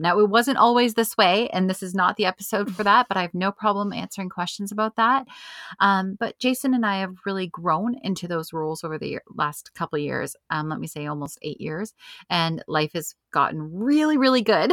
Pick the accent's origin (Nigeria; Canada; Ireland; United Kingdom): Canada; we're a Canadian country